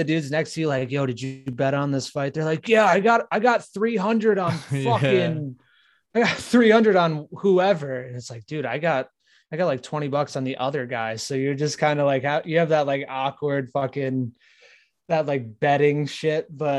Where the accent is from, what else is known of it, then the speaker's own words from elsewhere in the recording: Arkansas, United States; Dude, I'm from Arkansas.